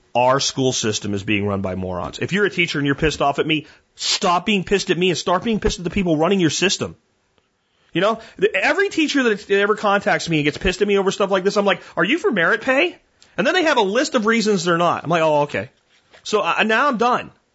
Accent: Pennsylvania, United States; moved away; Growing up in Pennsylvania

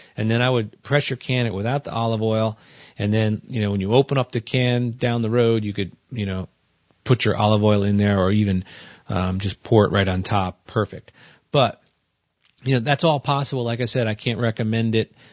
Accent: New Jersey, United States; I come from New Jersey

